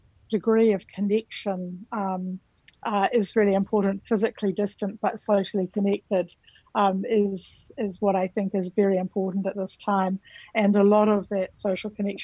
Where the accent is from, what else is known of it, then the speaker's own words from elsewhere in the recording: New Zealand; moved away as an adult; now in Australia; My background is I'm from New Zealand, so I also like to start with the greeting in the language of my country, Aotearoa New Zealand